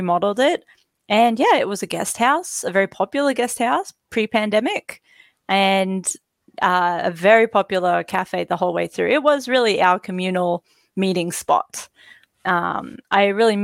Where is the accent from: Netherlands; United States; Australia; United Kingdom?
Australia